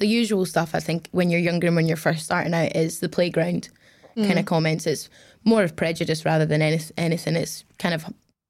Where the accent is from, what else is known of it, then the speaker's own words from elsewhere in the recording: Glasgow, Scotland, United Kingdom; also born or lived in Middle East; Yeah. I'm 21 years old. I'm from Glasgow, but grew up out in the Middle East, and that's where I started racing.